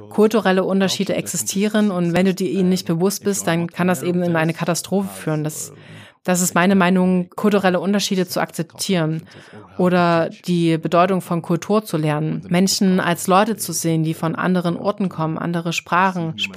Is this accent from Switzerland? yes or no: no; Egypt; Also, also wo ich herkomme, da ist es auch schwer, dich als Ausländerin zu heiraten und zu akzeptieren. Also jetzt zum Beispiel ein ausländischer Mann, der eine ägyptische Frau heiraten will.